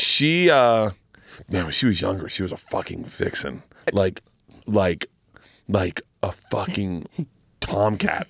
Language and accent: English; Florida, United States; I grew up in Florida